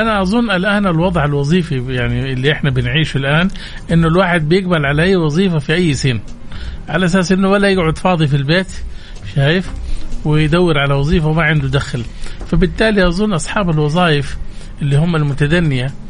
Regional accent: Saudi Arabia; احنا كسعوديين وكخليجيين

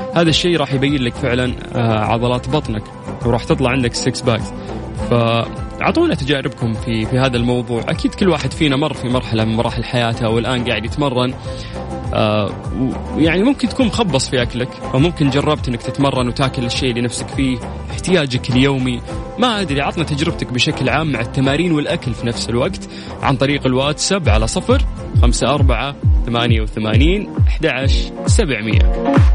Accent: Saudi Arabia; عندنا في السعوديه

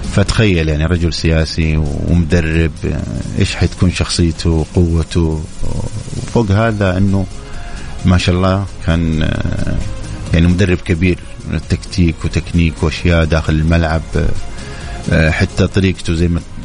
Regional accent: Saudi Arabia; عندنا في السعودية

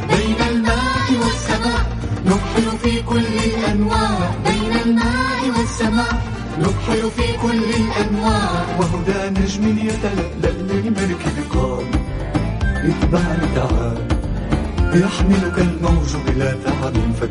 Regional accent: Riyadh, Riyadh Province, Saudi Arabia; من الرياض

